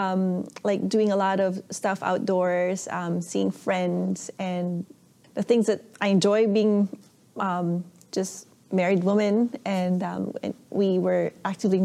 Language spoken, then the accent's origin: English; Ilocos Region, Philippines; now in Vancouver, Canada; I was born and raised in the Philippines from a small town up north called Pangasinan. And now I live in downtown Vancouver with my family